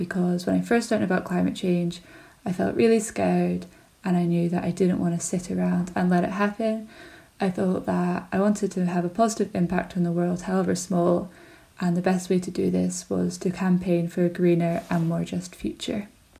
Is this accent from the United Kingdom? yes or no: yes; Scotland, United Kingdom; As a Scottish citizen, I recognise that I have a lot of privilege which I can use to change the climate.